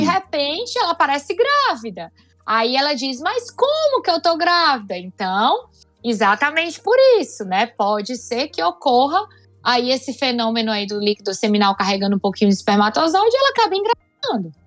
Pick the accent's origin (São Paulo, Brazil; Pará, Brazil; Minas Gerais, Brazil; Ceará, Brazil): Ceará, Brazil; Fortaleza; Eu sou de Fortaleza, sou ginecologista aqui na cidade de Fortaleza